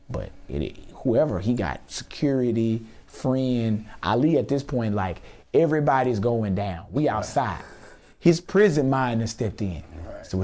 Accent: Houston, Texas, United States; Yeah, I'm from Houston.

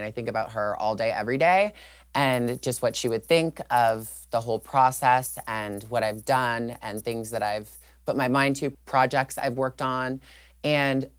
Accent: Toronto, Ontario, Canada; I grew up in Toronto, Canada

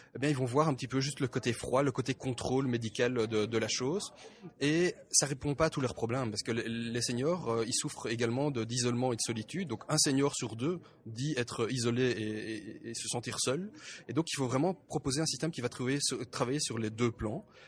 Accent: Belgium; moi, en tant que, euh, en tant que Belge

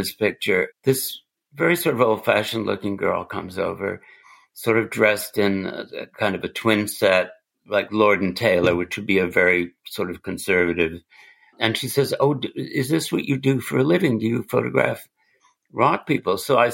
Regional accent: England, United Kingdom; moved away; I'm English

